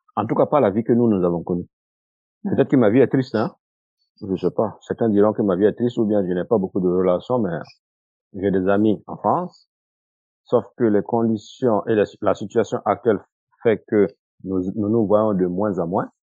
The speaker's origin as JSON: {"language": "French", "country": "Burkina Faso", "moved": "yes", "said": "j'avais prévu de rentrer au Burkina, comme je l'ai dit, en 2015"}